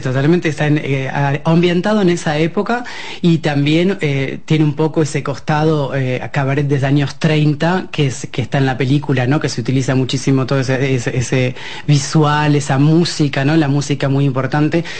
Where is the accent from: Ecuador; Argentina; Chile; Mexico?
Argentina; moved away as an adult; also born or lived in Buenos Aires; now in France; nosotros que venimos de Argentina